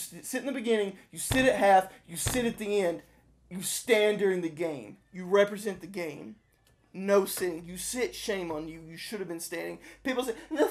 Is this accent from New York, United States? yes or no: no; Chattanooga, Tennessee, United States; I'm from Chattanooga, Tennessee